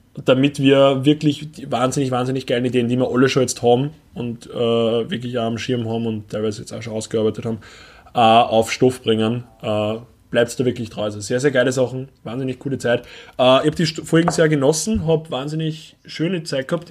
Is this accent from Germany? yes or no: no; Upper Austria, Austria; moved away; bei uns in Oberösterreich